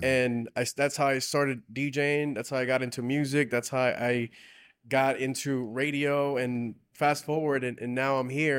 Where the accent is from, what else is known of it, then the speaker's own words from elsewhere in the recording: South Gate, California, United States; I grew up in Southgate, and all the surrounding cities now we serve in, in Southeast L